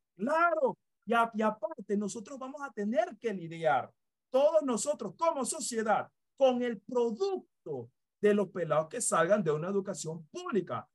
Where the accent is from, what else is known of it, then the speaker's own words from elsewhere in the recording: Panama; como panameños y panameñas